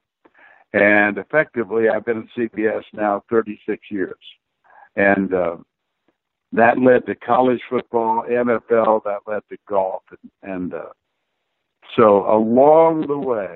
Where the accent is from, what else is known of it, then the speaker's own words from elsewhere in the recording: Austin, Texas, United States; job in my hometown of Austin